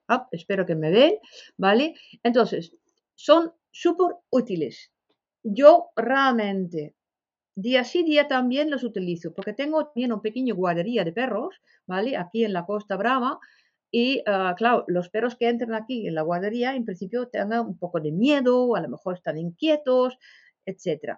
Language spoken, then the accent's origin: Spanish; Netherlands; Spanish is a second language; moved away as an adult; now in Spain; soy holandesa, pero más de ya 35 años vivo aquí en España